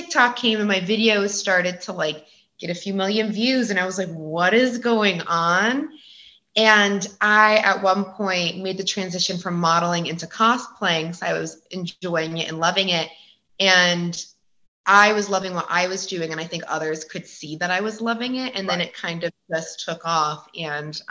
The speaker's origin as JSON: {"language": "English", "region": "Connecticut", "country": "United States", "moved": "as an adult", "lives_now": "California, United States", "said": "I'm originally from the East Coast, but I live in California"}